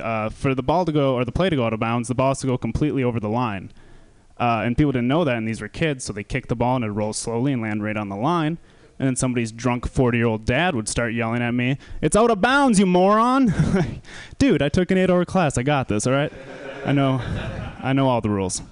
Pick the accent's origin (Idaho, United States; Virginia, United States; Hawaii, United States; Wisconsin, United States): Wisconsin, United States; I'm from Wisconsin